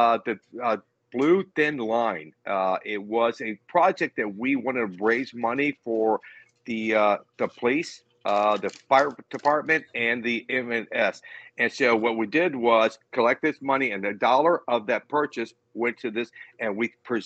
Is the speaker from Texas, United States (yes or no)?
no; Tampa, Florida, United States; now in Odessa, United States; Born and raised in Tampa. So I live in Odessa, but it's right outside of Tampa